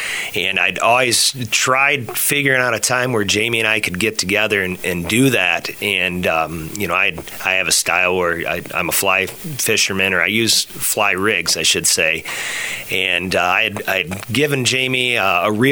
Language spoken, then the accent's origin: English; Hudson, United States; I grew up in Hudson